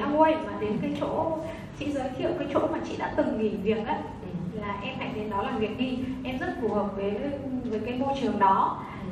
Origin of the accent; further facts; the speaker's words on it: Hanoi, Vietnam; em đến từ Hà Nội